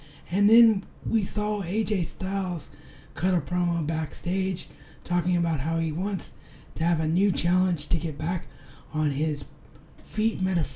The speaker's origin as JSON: {"language": "English", "town": "Dayton", "region": "Ohio", "country": "United States", "tie": "born or raised there", "said": "being a Dayton boy"}